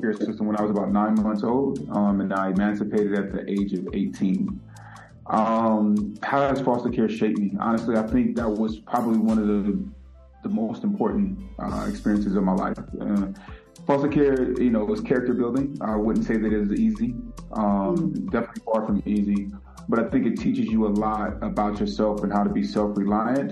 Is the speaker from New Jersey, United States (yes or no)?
no; Vallejo, California, United States; also born or lived in San Francisco, California; I was born in San Francisco, California, and I grew up primarily in Vallejo, California